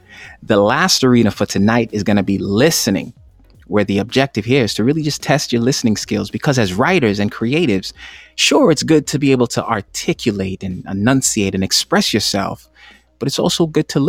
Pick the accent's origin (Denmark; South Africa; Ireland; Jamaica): Jamaica; Remember, I'm Jamaican.